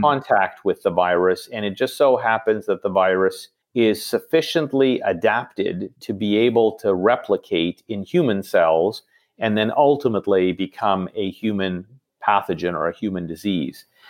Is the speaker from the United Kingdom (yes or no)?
no; Toronto, Ontario, Canada; also born or lived in New York; Toronto, as I mentioned, is, is, uh, where I grew up and, and home